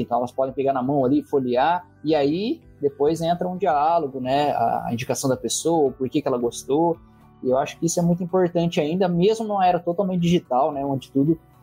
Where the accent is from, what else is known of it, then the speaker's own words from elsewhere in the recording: Barrinha, São Paulo, Brazil; accent: caipira; sou de Barrinha